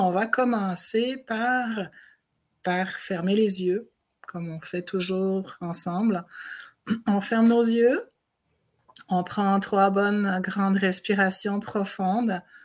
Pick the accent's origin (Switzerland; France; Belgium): Switzerland; moved away as an adult; now in Montreal, Canada; je viens de Suisse